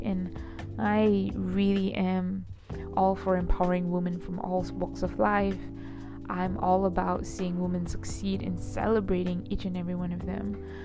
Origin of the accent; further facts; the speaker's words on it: Johor Bahru, Johor, Malaysia; also born or lived in Kuala Lumpur, Malaysia; I was born and raised in Malaysia, and I was born and raised in Johor Bahru